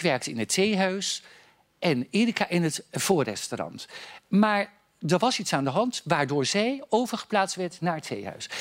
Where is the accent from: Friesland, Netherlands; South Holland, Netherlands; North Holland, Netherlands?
South Holland, Netherlands; Noordwijkerhout; ik ben natuurlijk geboren in Noordwijkerhout